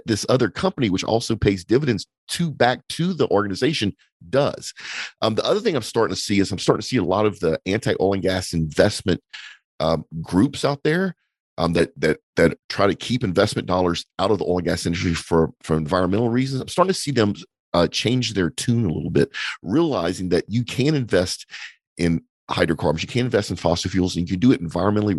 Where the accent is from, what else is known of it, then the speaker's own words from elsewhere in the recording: United States; as an American